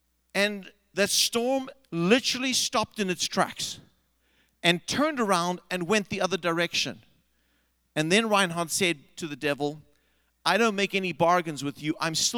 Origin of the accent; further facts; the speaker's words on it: South Africa; I grew up in South Africa, and we had a high school teacher.